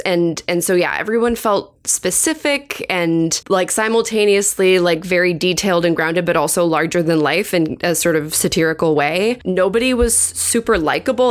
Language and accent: English; United States; we as Americans